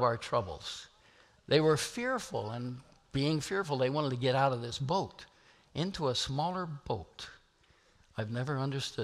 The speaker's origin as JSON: {"language": "English", "area": "Nebraska and Kansas", "region": "Midwest", "country": "United States", "said": "I'm from Nebraska and Kansas"}